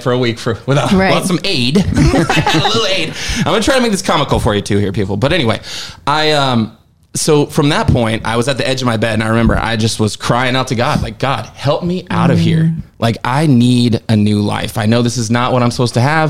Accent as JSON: {"language": "English", "town": "Seattle", "region": "Washington", "country": "United States", "moved": "as an adult", "lives_now": "Nashville, United States", "said": "I'm from the Seattle area"}